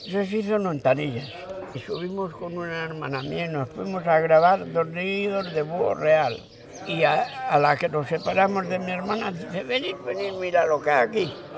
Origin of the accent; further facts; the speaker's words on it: Hontanillas, Castilla-La Mancha, Spain; also born or lived in Madrid; Nos marchamos porque allá no quedaba nadie. Porque ya te pone que mi padre fue el último.